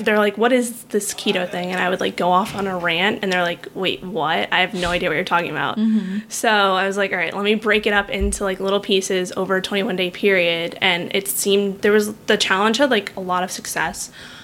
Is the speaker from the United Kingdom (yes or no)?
no; New York City, New York, United States; moved away as an adult; also born or lived in Florida / West Palm Beach, Florida; now in San Diego, United States; I am originally from Manhattan, New York, born and raised there.